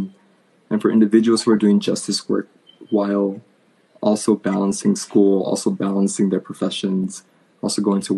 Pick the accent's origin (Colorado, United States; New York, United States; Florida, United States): New York, United States; now in California, United States; Born and raised in New York. Now a California boy.